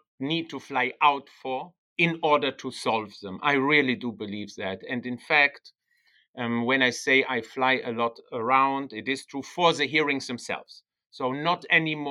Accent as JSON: {"language": "English", "country": "Germany", "tie": "born or raised there", "also_born_or_lived": "Bologna, Italy / Netherlands", "accent": "German", "first_language": "German", "second_language": "English", "moved": "as an adult", "said": "My native language is German. So I was born in Germany, even though I'm an Italian citizen. I was born in Germany and grew up in Germany for the first 19 years of my life."}